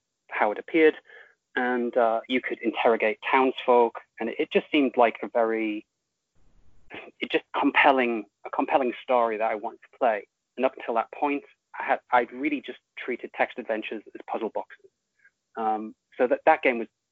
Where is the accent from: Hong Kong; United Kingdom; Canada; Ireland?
United Kingdom; I'm British